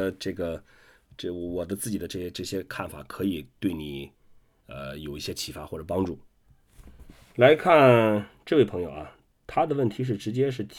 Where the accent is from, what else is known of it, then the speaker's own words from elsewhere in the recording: Qingdao, Shandong, China; 我是我是青岛人，我从九二年在青岛开始滑板，